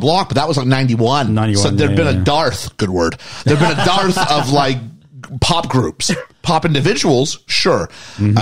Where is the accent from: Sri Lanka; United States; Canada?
Canada